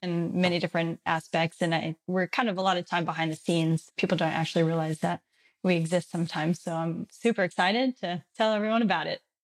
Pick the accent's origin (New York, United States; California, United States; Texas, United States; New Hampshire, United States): Texas, United States; moved away as an adult; also born or lived in Colorado; I'm originally from Texas